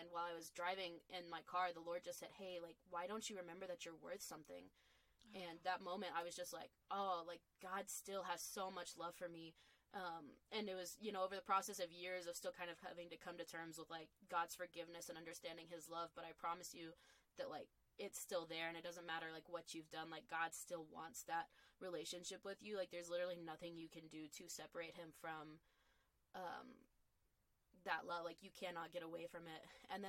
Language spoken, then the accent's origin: English; the South, United States; and kind of growing up in the Bible Belt and everything like